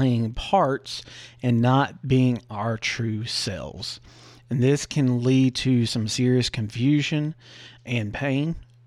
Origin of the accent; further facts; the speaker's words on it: the Bible Belt, the South, United States; I grew up in the Christian South, the Bible Belt